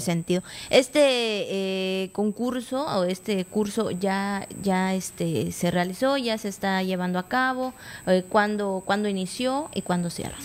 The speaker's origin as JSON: {"language": "Spanish", "country": "Mexico", "said": "somos mexicanos"}